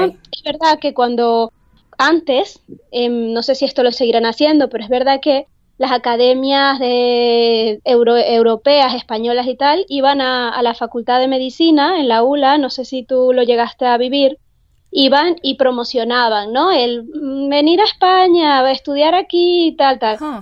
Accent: Venezuela; moved away as an adult; also born or lived in Salamanca, Spain; now in Spain; yo vengo de Venezuela

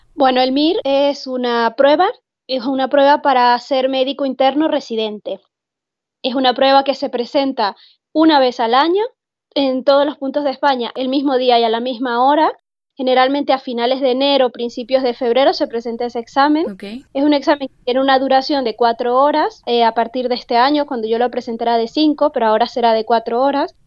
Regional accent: Venezuela; moved away as an adult; also born or lived in Salamanca, Spain; now in Spain; yo vengo de Venezuela

